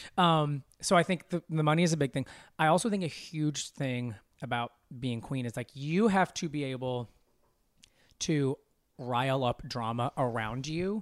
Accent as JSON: {"language": "English", "region": "Arkansas", "country": "United States", "tie": "born or raised there", "also_born_or_lived": "Dallas, Texas", "moved": "yes", "said": "I grew up in Arkansas"}